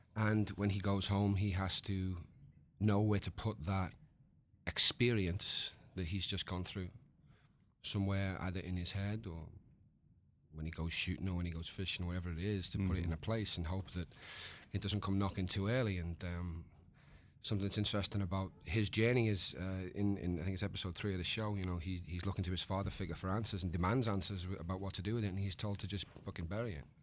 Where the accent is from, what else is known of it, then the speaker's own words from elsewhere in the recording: United Kingdom; the British man